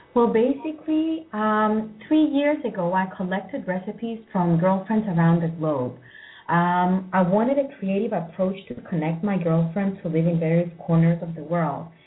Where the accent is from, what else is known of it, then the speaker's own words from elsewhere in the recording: Cyprus; moved away; also born or lived in United States; moving to Cyprus, which is my home country after so many years